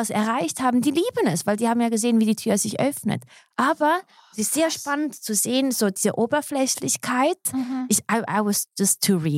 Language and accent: German; Switzerland; born there; ich bin halt in der Schweiz geboren, aber ich habe mein Umfeld immer mit so internationalen Menschen ein bisschen gestaltet, unbewusst.